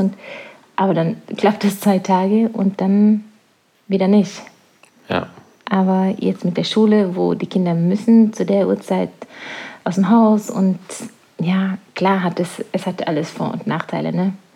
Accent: Norway; now in La Palma, Spain; Norwegen ist meine Heimat. Es wird immer meine Heimat sein

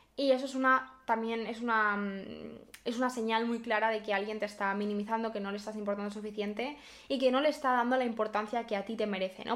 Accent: Barcelona, Catalonia, Spain; yo soy de Barcelona

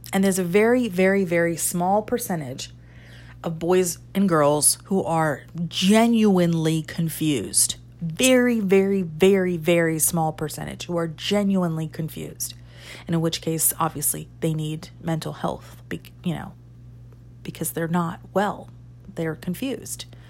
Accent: United States; I'm American too

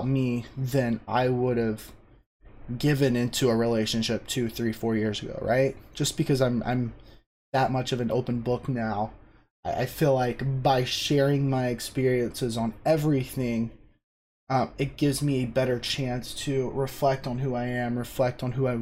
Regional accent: South Carolina, United States; I grew up in South Carolina, lived in the same house my entire life until I went to college

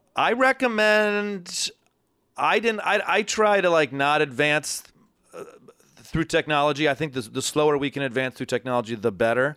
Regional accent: Ann Arbor, Michigan, United States; moved away as an adult; also born or lived in Los Angeles; now in New York, United States; I'm from Ann Arbor. I grew up in a big family, youngest of four

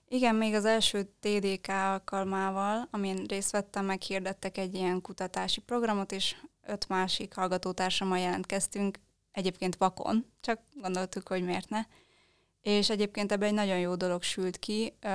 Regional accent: Transylvania, Romania; now in Budapest, Hungary; Mi Erdélyből származunk

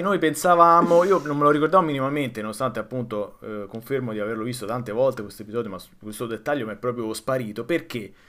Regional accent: Rome, Lazio, Italy; il mio particolare rapporto con la mia città natale

